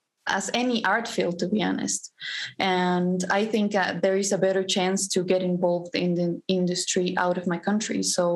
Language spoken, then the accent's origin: English; Bolivia; I'm actually from Bolivia